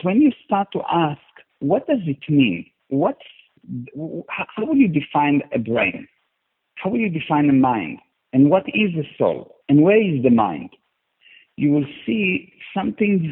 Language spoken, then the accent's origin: English; Israel; now in Cape Town, South Africa; I was born in Israel in a very, very, very small city next to the border